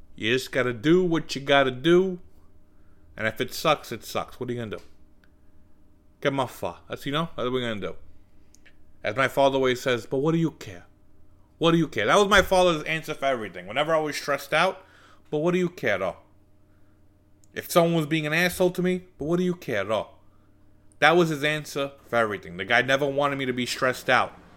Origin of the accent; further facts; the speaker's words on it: New York City, New York, United States; we grew up in Bensonhurst